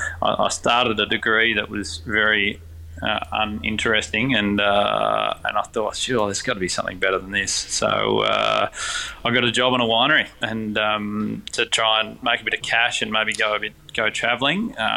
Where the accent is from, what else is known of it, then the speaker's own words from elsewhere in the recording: McLaren Vale, South Australia, Australia; And then I guess growing up in McLaren Vale, you do realise that there's vineyards around you